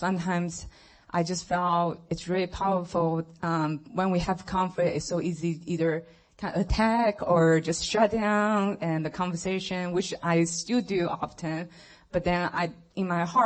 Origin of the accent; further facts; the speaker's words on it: China; moved away; I grew up in China, and just being raised in a family that they are atheists